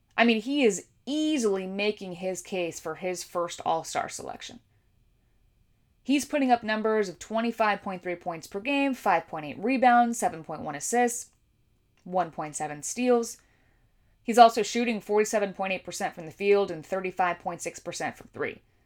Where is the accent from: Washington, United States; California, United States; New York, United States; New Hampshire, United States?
California, United States; I grew up on the West Coast in California